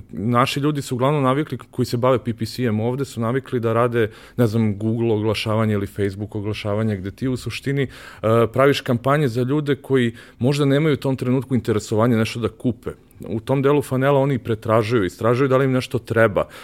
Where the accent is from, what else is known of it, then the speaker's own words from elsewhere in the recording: Belgrade, Serbia; ja sam rođen u Višnici, znaš, to je bukvalno kada uzmeš Lenjer, bukvalno na drugom kraju ovaj, grada